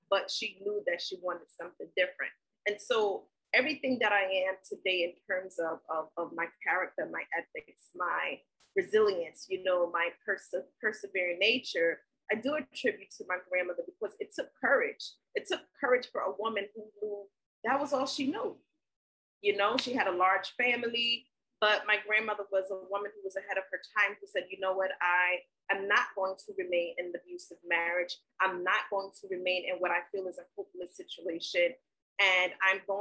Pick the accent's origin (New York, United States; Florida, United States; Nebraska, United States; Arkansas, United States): New York, United States; New York City; also born or lived in South Carolina; I was born in South Carolina. My family is from the South. But I was raised in New York City. So I am a Brooklyn girl